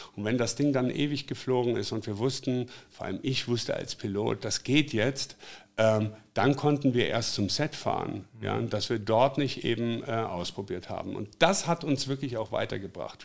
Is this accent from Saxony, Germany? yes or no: no; Black Forest, Baden-Württemberg, Germany; moved away as an adult; now in Hanover, Germany; ich komme aus dem Schwarzwald, bin vor 25 Jahren nach Hannover gezogen.